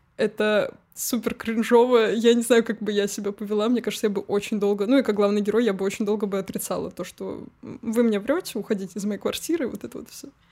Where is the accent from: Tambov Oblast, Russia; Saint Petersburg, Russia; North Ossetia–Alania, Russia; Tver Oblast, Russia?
Tver Oblast, Russia; Tver; now in Moscow, Russia; я уехала из Твери как раз-таки, потому что ну, Тверь намного меньше, чем Москва